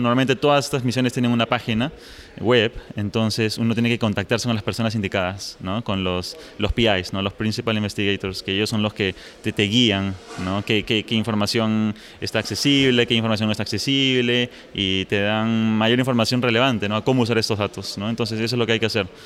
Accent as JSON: {"language": "Spanish", "country": "Peru", "moved": "yes", "lives_now": "Los Alamos, United States", "said": "yo soy originalmente de Perú, pero ahora estoy trabajando en Estados Unidos, en Los Álamos"}